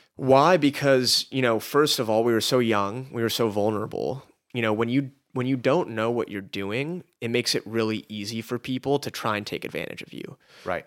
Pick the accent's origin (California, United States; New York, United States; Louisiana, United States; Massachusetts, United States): California, United States; Los Angeles; we were both born and raised in Los Angeles.